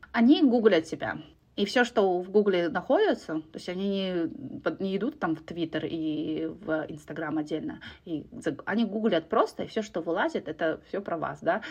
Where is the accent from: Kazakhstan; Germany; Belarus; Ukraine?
Kazakhstan; moved away as an adult